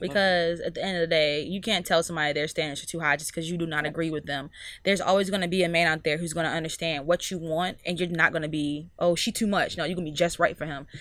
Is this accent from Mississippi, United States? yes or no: yes; Mississippi, United States; also born or lived in Miami; now in Virginia, United States; I'm from Mississippi.